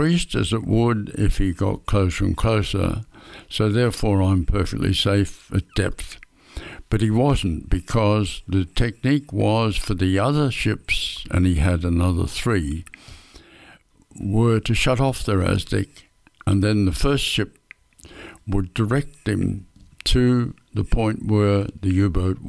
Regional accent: Perth, Western Australia, Australia; the Swan River in Perth, which was my hometown

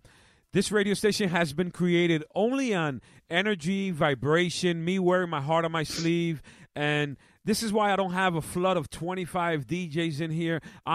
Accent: New York City, New York, United States; now in Long Island, United States; Spanish Harlem, where I was born and raised, the Boogie Down Bronx.

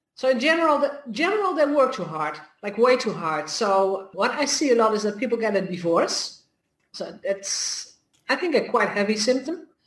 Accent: Netherlands; I'm from the Netherlands

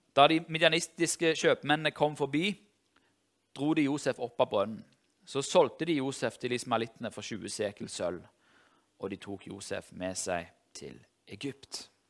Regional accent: Tau, Rogaland, Norway; moved away; jeg er fra Tau i Ryfylke

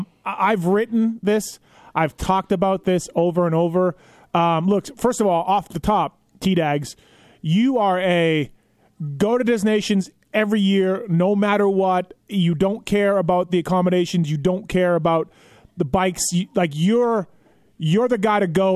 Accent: Canada; as a Canadian moto fan

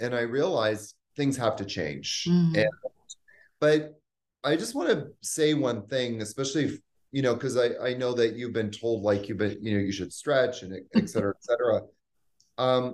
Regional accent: Canada; also born or lived in New York / Haiti / Bahamas; now in Costa Rica; I'm originally from Canada. I lived in New York for 10 years. I also lived in the Haiti and the Bahamas

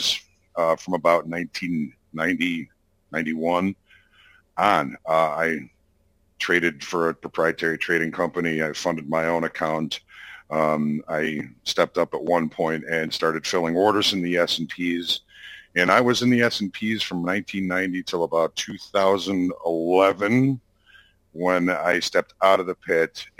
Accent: Chicago, Illinois, United States; I was born and raised in and around Chicago.

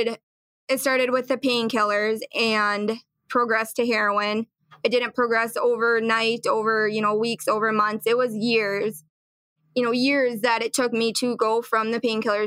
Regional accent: Little Falls, Minnesota, United States; I grew up in Little Falls, Minnesota here

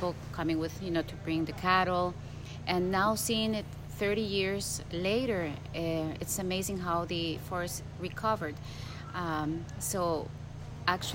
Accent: Turrialba, Cartago, Costa Rica; also born or lived in San Jose, Costa Rica; I was born in San Jose, but I went back to Turrialba

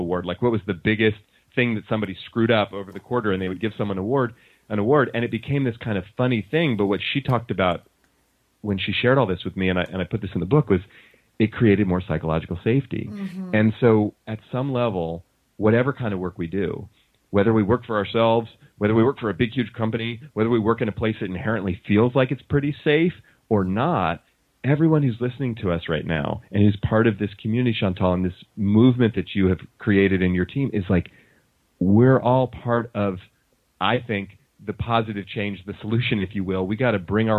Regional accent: Oakland, California, United States; I grew up in Oakland and we didn't have a lot of money. Oakland, California, in the Bay Area

